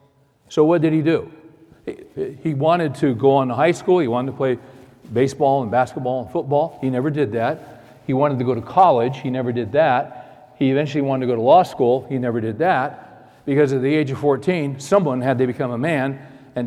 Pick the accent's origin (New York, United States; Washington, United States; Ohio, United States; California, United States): California, United States; I was born and raised in California